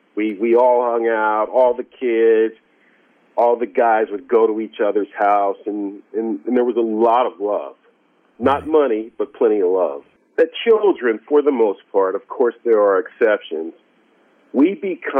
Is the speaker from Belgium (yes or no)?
no; San Diego, California, United States; I was born in San Diego